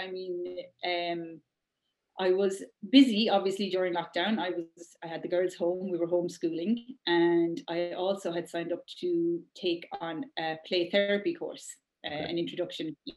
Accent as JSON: {"language": "English", "country": "Ireland", "said": "we're Irish"}